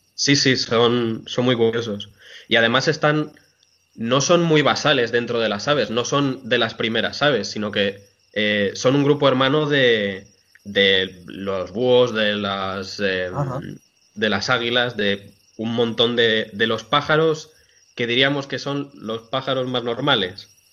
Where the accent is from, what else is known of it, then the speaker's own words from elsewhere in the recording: Montejo de la Sierra, Community of Madrid, Spain; en mi pueblo, en Montejo de la Sierra